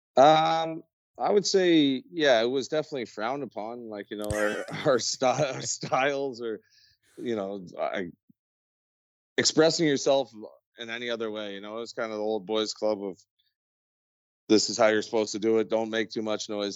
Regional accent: near Barrie, Ontario, Canada; we moved back home to my hometown, menacing, uh, well, just outside of Barrie, Ontario

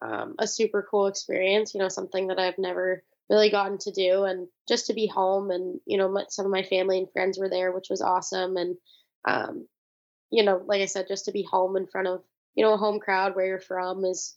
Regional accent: California, United States; it was awesome growing up in California, and I'm super honored to be, you know, from there

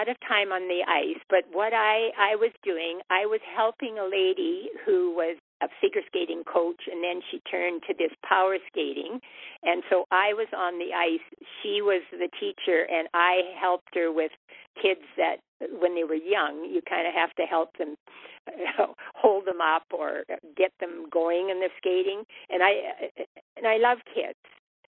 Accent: Saskatchewan, Canada; moved away; also born or lived in Cranbrook, British Columbia; I grew up in Saskatchewan on a dairy farm

